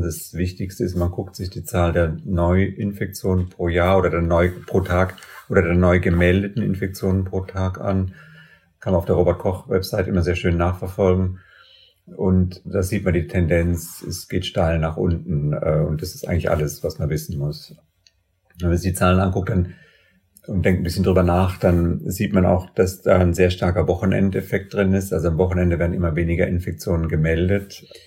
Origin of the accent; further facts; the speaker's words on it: Germany; bei uns in Deutschland